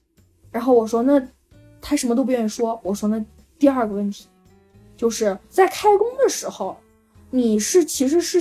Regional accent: China; first language Wu Chinese; 就是我的母语是吴语，你知道吗？

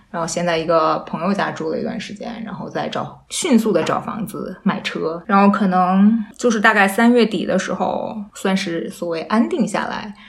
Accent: Wuhan, Hubei, China; moved away as an adult; now in Australia; 作为一个武汉人

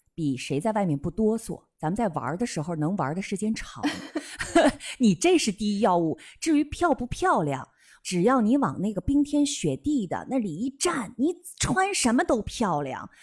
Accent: Northeast China, China; 因为我们东北室内特别的热，进屋你就得脱。你看，我们很多东北家庭聚会哈，大家在室内都穿啥？秋衣秋裤，

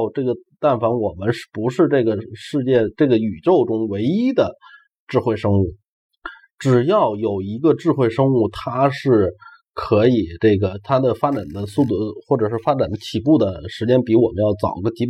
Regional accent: China; 呃而且我们中国人大多数人是唯心唯唯物的

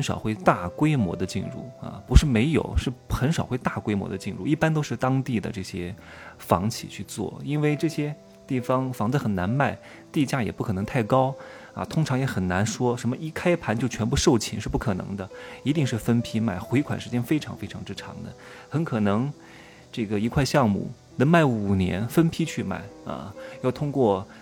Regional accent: Wuhu, Anhui, China; moved away; 我的老家

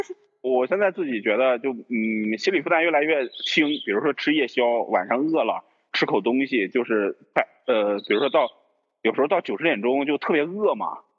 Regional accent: Northerners, northern China, China; also born or lived in Yunnan; 咱们都是北方人嘛

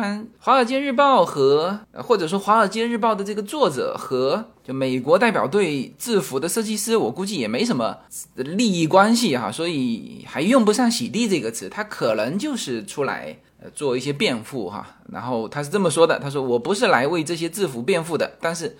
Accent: China; 我们中国人理解的那种下跪

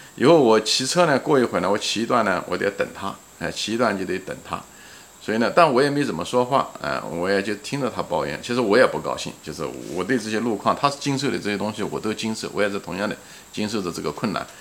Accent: Ma'anshan, Anhui, China; 离开那个我们那个大学那个城市，马鞍山，啊，也是我的家乡

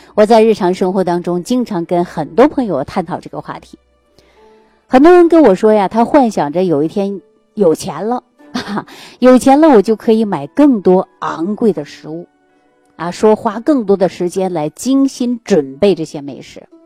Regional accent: Jilin, China; moved away; 我们老家的，呃，是吉林的

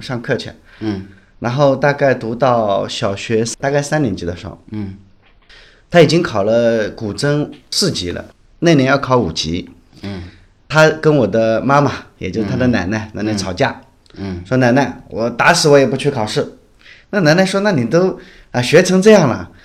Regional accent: Shanghai, China; moved away as an adult; now in Wuhan, China; 我是在武汉嘛，我大多数时间在武汉，但我其实是上海人，上海土生土长的上海人

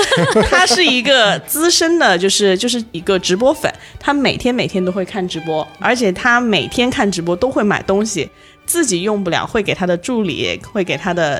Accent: Changsha, Hunan, China; moved away as an adult; now in Hangzhou, China; 土生土长的长沙人。

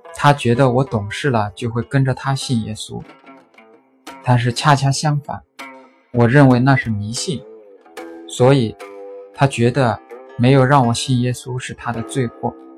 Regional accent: Suzhou, Jiangsu, China; 我是来自苏州的

